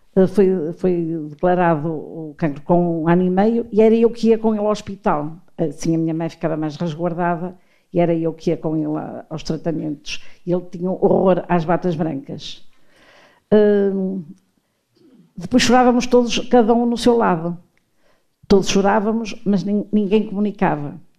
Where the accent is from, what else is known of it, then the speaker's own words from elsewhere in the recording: Porto, Norte, Portugal; sou tripeira.